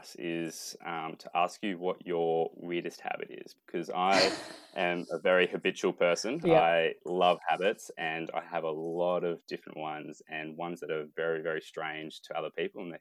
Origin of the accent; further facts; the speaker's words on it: Horsham, Victoria, Australia; the hometown that I'm growing up in Horsham